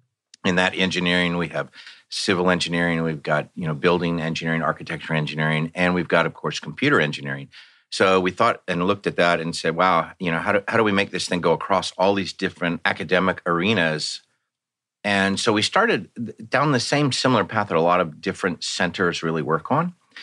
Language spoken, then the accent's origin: English; Virginia, United States; now in California, United States; Yeah, no, I'm actually from Virginia originally. I've been in California five times, four with the military, and this time with the university.